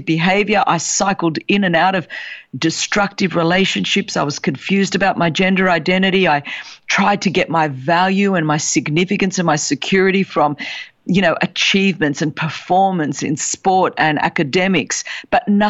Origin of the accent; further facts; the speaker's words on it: Sydney, New South Wales, Australia; I was born in Sydney, Australia, the daughter of Greek immigrants.